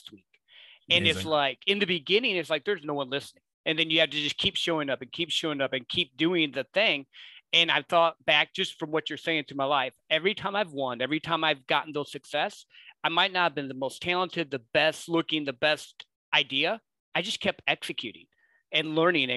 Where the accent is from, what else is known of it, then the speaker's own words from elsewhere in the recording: Midwest, United States; I grew up in the Midwest